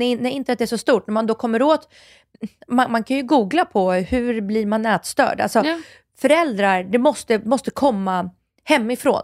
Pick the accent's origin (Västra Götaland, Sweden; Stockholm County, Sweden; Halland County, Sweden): Stockholm County, Sweden; Stockholm; Farsta där jag är uppvuxen